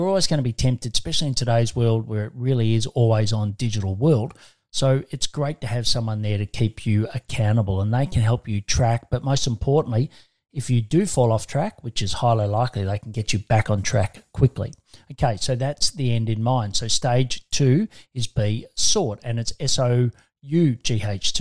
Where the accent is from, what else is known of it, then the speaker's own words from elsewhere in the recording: Australia; I'm an Aussie